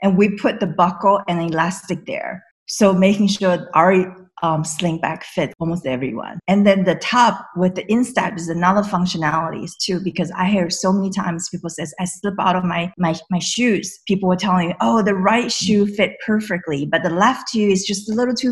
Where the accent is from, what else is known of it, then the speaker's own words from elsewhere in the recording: the Bay Area, California, United States; I am from the Bay Area